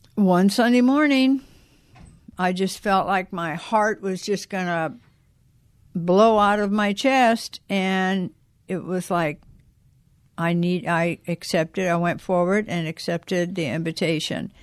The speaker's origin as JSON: {"language": "English", "town": "South Bend", "region": "Indiana", "country": "United States", "tie": "born or raised there", "moved": "yes", "said": "I was born and raised in South Bend, Indiana."}